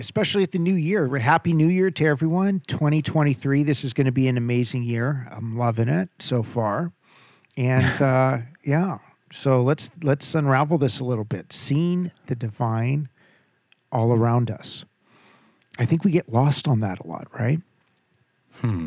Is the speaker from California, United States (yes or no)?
yes; Southern California, United States; born and bred in Southern California